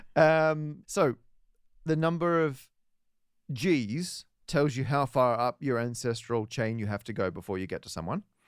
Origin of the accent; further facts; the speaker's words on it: Perth, Western Australia, Australia; moved away; my hometown of Perth, W A.